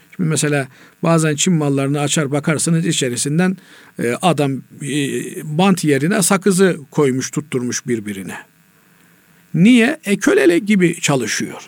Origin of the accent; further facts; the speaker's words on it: Black Sea Region, Turkey; bizim Karadeniz'de